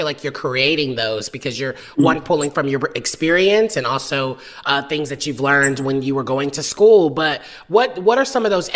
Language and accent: English; the South, United States; I grew up in the South